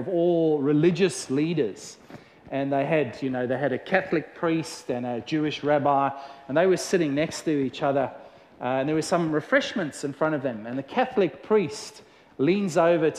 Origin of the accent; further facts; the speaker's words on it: South Africa; growing up in South Africa